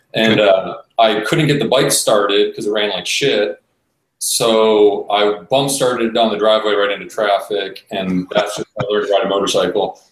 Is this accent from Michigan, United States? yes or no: no; Cleveland, Ohio, United States; born and raised in Cleveland, Ohio.